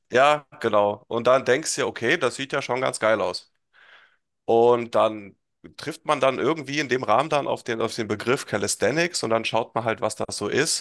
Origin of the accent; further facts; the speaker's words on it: Hesse, Germany; komme aus Hessen, in der Nähe von Kassel wohne ich